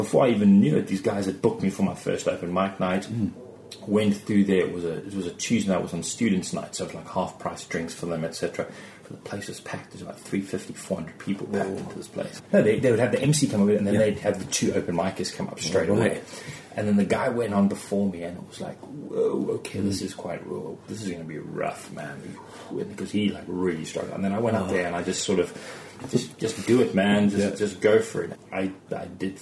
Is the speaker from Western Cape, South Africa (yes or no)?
yes; Cape Town, Western Cape, South Africa; moved away as an adult; now in Surrey, United Kingdom; It's Cape Town. Cape Town. That's where I'm from. That's my hometown. Born in Cape Town.